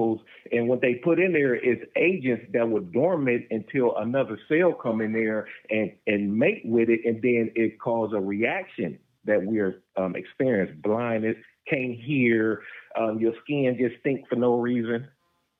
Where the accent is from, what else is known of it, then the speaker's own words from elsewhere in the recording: Los Angeles, California, United States; I'm from Los Angeles, and the hospital that I was born at is called Killer King